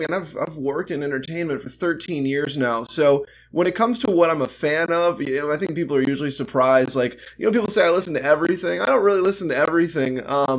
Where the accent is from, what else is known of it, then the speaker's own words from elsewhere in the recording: Nashville, Tennessee, United States; I'm from Nashville, Tennessee.